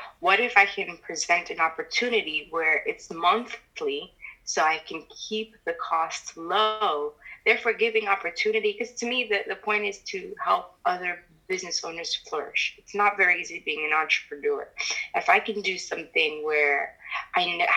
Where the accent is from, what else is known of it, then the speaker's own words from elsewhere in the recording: Miami, Florida, United States; moved away as an adult; also born or lived in New York; I decided to move down to Miami, which is my hometown